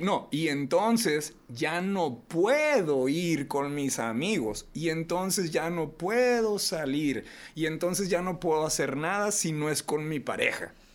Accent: Reynosa, Tamaulipas, Mexico; moved away; soy de Reynosa

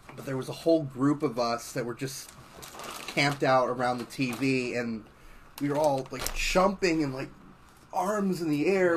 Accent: Tulsa, Oklahoma, United States; now in Miami, United States; I'm from Oklahoma

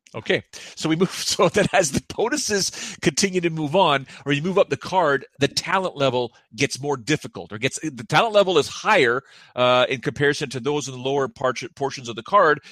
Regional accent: Toronto, Ontario, Canada; I'm from Toronto

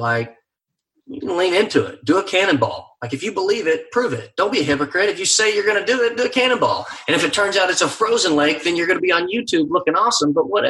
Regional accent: Texas, United States; I say this as a Texan

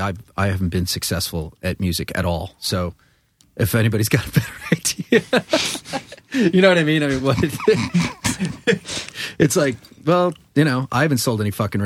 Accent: Long Island, New York, United States; I'm from Long Island. Things come out of my mouth that are wrong.

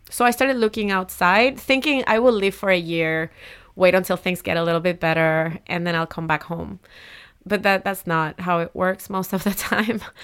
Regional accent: Humacao, Puerto Rico; moved away; I grew up in Humacao, uh, a small town, uh, in the eastern coast of Puerto Rico.

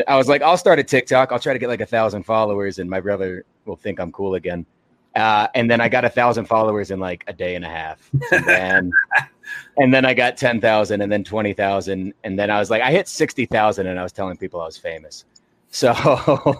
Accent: Arkansas, United States; I'm from Arkansas

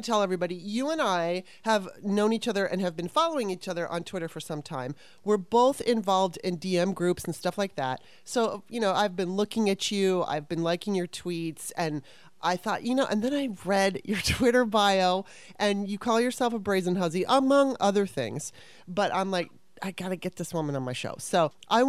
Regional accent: Los Angeles, California, United States; moved away as an adult; also born or lived in Maryland / Russia; now in Washington, D.C. area, United States; I was born in Maryland, and then my mother took me to Los Angeles in 1977 when I was 9, and I lived there for a very long

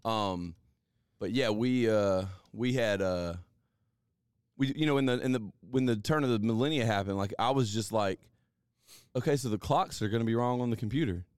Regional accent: Alabama, United States; also born or lived in Columbus, Mississippi; now in Mississippi, United States; Technically, I'm actually from Alabama

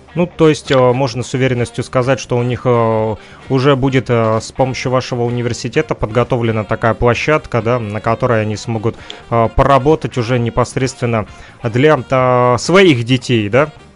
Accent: Kirovsk, Luhansk Oblast, Ukraine; население нашего города Кировск в Луганской Народной Республике

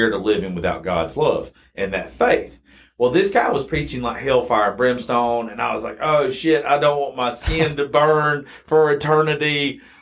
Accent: South Georgia, United States; also born or lived in Macon, Georgia; I grew up in South Georgia, so I'm automatically Baptist

